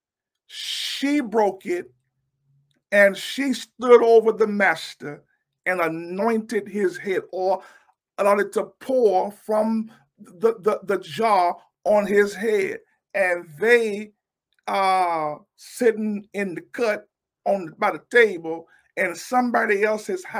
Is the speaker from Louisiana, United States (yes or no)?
yes; Louisiana, United States; I'm from Louisiana